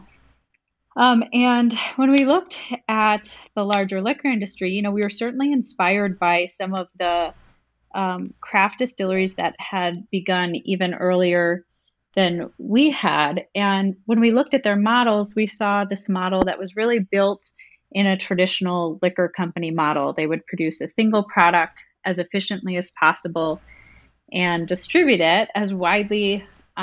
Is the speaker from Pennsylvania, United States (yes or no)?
yes; Pittsburgh, Pennsylvania, United States; we're from Pittsburgh